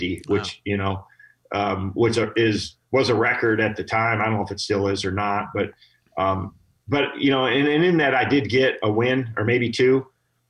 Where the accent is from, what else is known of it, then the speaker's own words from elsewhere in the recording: Michigan, United States; I grew up here in Michigan